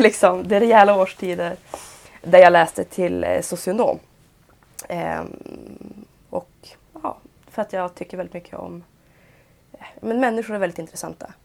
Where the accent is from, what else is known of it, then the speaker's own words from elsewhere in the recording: Piteå, Norrbotten County, Sweden; där jag är i alla fall uppvuxen.